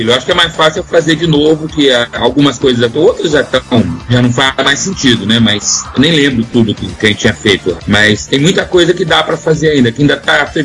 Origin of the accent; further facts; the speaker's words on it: Curitiba, Paraná, Brazil; moved away; eu morava em Curitiba